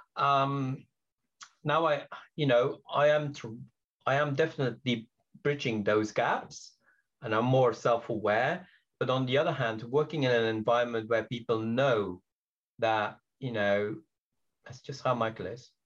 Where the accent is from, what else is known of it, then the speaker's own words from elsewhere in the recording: Belgium; English is a second language; also born or lived in Britain; now in United Kingdom; I'm originally from Belgium. English is my third language. I came to Britain, oh, very long time ago